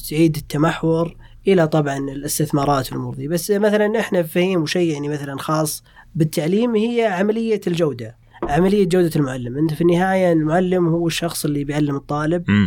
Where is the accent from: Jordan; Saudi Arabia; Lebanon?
Saudi Arabia; Riyadh, Riyadh Province; moved away as an adult; انا جيت آه، من الرياض